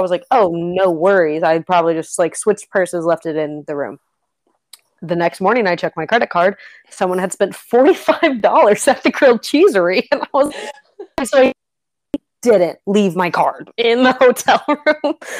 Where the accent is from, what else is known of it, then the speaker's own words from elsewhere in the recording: Kentucky, United States; I'm from Kentucky.